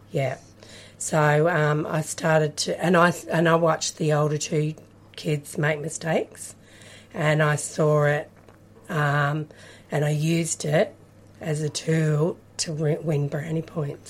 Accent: Kyabram, Victoria, Australia; I grew up in Kyabram, country Victoria, in the Golden Valley.

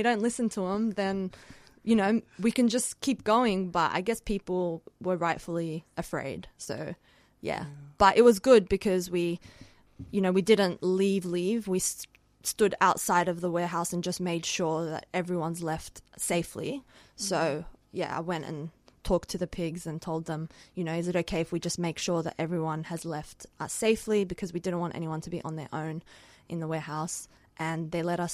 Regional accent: Sydney, New South Wales, Australia; also born or lived in Sanandaj, Iran; now in Melbourne, Australia; I am from Rojhelat, which is Kurdistan encircled Iran. Mm-hmm. I grew up in Western Sydney

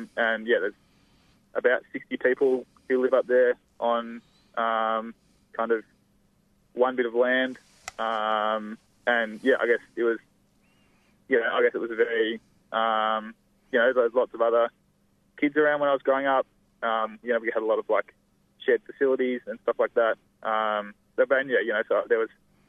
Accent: Melbourne, Victoria, Australia; also born or lived in Millgrove, Yarra Valley; I was born in East Melbourne

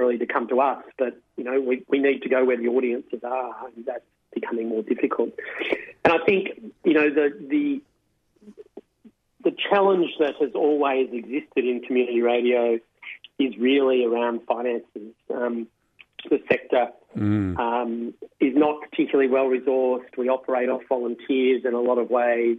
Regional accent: Melbourne, Victoria, Australia; I grew up in Melbourne

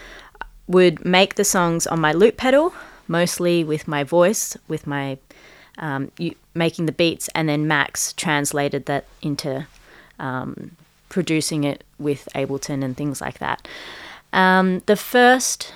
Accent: Adelaide, South Australia, Australia; first language Punjabi; English is a second language; I grew up in Adelaide

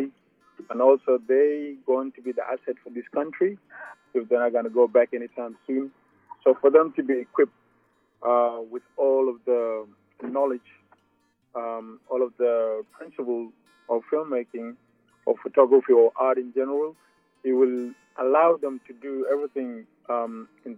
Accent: South Sudan; now in Australia; I'm from South Sudan. I came to Australia in 2004.

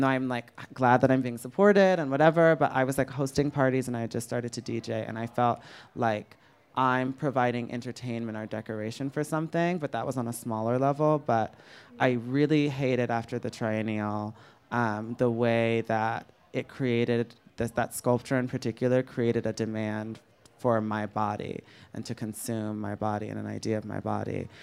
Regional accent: United States; as an American

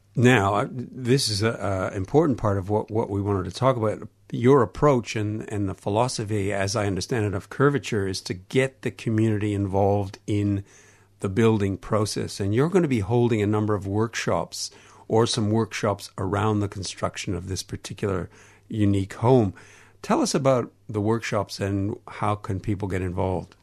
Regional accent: Canada; accent: Canadian; my Canadian accent

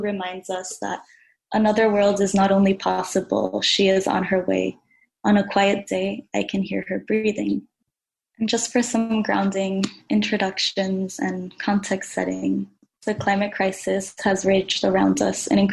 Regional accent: Dominican Republic; now in Brooklyn, United States; I'm a Dominican climate and environmental justice advocate

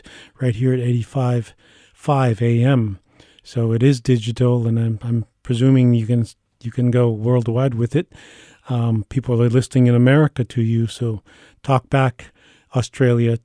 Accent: United States; I'm from the Lakota Nation

